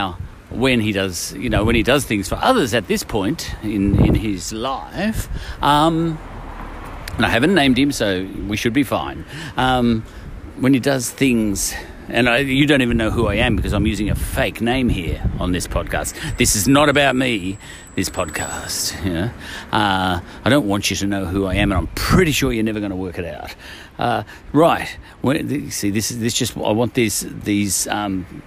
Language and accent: English; Australia; I'm an Australian